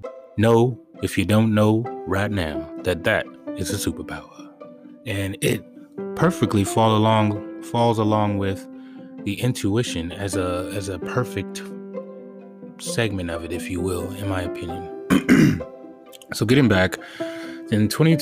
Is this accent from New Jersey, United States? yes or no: no; Los Angeles, California, United States; growing up in Western civilization, especially in Los Angeles